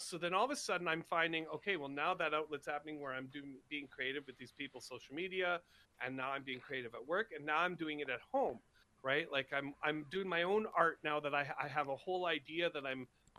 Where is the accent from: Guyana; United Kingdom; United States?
United Kingdom; Scotland; I'm Scottish, man.